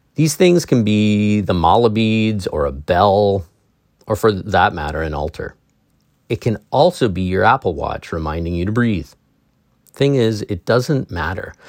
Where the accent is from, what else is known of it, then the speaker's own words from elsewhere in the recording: England, United Kingdom; I'm English